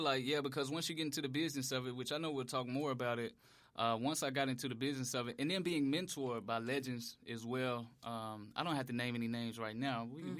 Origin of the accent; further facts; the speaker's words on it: Memphis, Tennessee, United States; Ooh, I'm from Memphis.